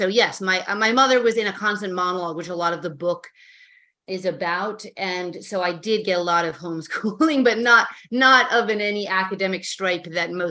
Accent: New York City, New York, United States; I grew up in the Chelsea Hotel.

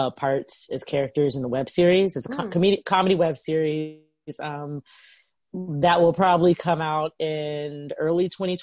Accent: the South, United States; moved away; I'm from the South

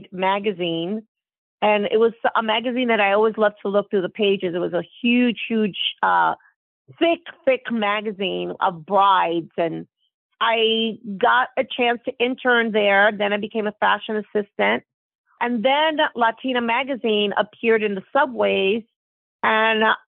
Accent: New York City, New York, United States; moved away; also born or lived in Manhattan; I was raised in the Bronx near Yankee Stadium

